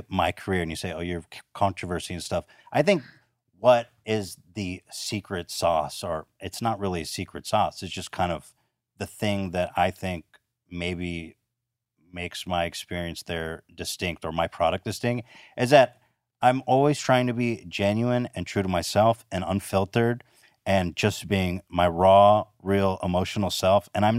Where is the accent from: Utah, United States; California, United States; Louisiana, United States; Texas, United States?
California, United States; Ventura; In Ventura.